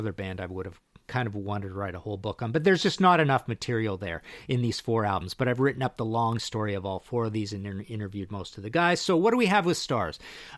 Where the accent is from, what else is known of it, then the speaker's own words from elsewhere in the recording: Trail, British Columbia, Canada; I'm from Trail, BC, so I went down to Spokane, Washington.